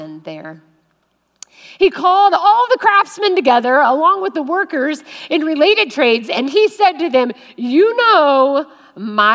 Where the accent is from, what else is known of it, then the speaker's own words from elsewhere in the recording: West Virginia, United States; now in Ohio, United States; I am a West Virginia girl.